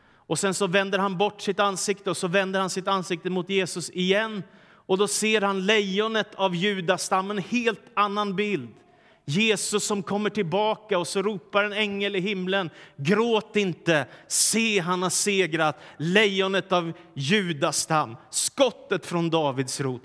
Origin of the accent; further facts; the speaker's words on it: Stockholm, Stockholm County, Sweden; när jag växte upp i Stockholm på 70 och 80-talet